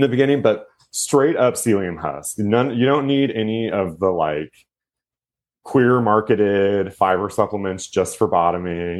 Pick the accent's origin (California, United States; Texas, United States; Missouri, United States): Texas, United States; Houston; also born or lived in Austin, Texas / New York City; I'm actually from Houston, Texas, but I moved to Austin, Texas because my best friend was there.